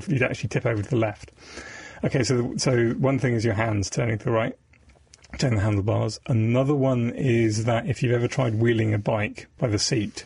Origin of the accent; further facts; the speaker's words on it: Devon, South West England, United Kingdom; I grew up in Devon